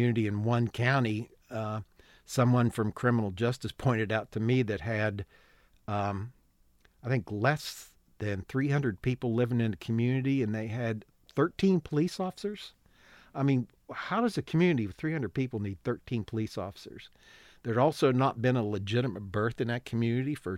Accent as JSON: {"language": "English", "region": "West Virginia", "country": "United States", "tie": "born or raised there", "said": "Born and raised in West Virginia."}